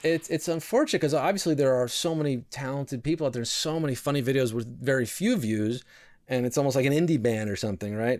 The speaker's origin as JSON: {"language": "English", "town": "New York City", "region": "New York", "country": "United States", "tie": "born or raised there", "said": "I was born in New York City, so I am a New Yorker, true and true."}